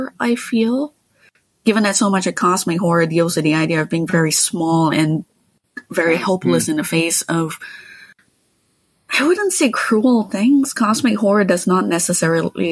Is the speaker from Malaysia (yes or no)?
yes; Malaysia; moved away; also born or lived in Quebec; I grew up in Malaysia where for as long as I can remember, there were tropical rainforests wherever I could look.